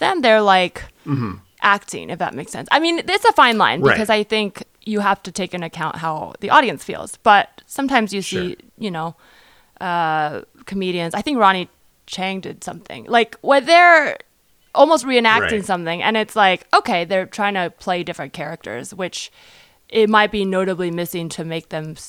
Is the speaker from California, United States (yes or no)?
yes; California, United States; I grew up in California